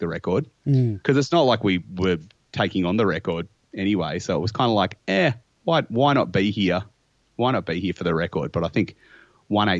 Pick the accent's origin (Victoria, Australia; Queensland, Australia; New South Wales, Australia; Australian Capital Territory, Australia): Victoria, Australia; Melbourne; I grew up in Hawthorn